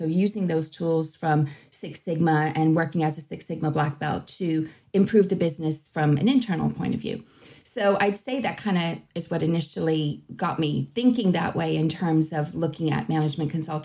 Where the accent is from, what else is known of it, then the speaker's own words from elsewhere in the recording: Boston, Massachusetts, United States; moved away as an adult; now in Ireland; I hail originally from Boston and I came to Ireland quite a long time ago to go to university